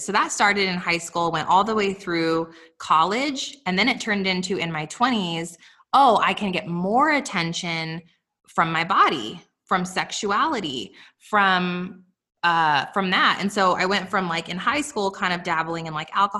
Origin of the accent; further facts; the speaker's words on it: Los Alamos, New Mexico, United States; also born or lived in Albuquerque, New Mexico; I was raised in Los Alamos, New Mexico